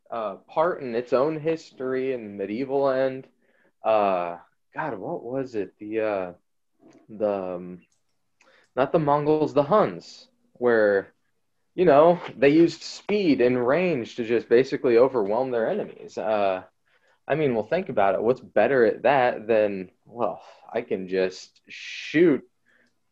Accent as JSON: {"language": "English", "country": "United States", "said": "speaking as an American"}